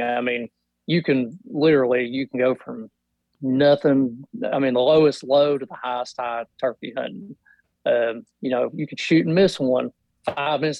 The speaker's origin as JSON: {"language": "English", "region": "Kentucky", "country": "United States", "said": "I'm from Kentucky, and I work for a power company here, local power company"}